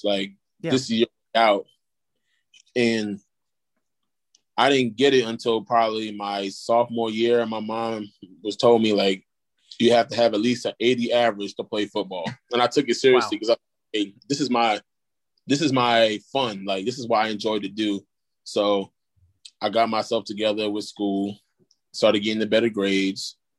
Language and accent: English; Brooklyn, New York, United States; Growing up there, my first couple of years, like, I can remember my first, like, elementary school, middle school was rough.